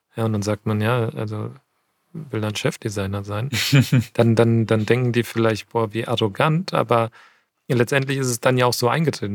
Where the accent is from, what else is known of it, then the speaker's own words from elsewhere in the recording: near Frankfurt, Hochtaunuskreis, Hesse, Germany; moved away as an adult; now in Munich, Germany; Ich bin, ich bin bei Frankfurt aufgewachsen und äh, im Hochtaunuskreis